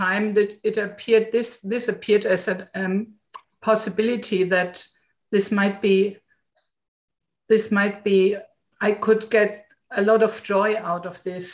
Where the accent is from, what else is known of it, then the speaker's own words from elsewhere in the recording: Southern Germany, Germany; I'm coming from Southern Germany